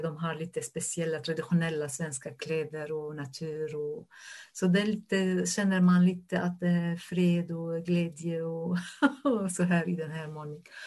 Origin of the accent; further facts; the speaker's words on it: Syria; Swedish is a second language; moved away as an adult; also born or lived in Damascus, Syria / Lebanon; now in Norrköping, Sweden; jag som en människa kommer från Syrien